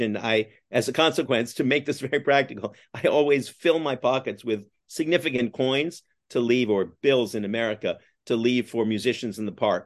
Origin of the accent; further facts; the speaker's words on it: Canada; now in New York, United States; I'm Canadian by origin